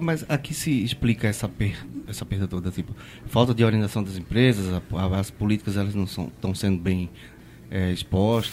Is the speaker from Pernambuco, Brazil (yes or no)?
yes; Pernambuco, Brazil; eu sou pernambucano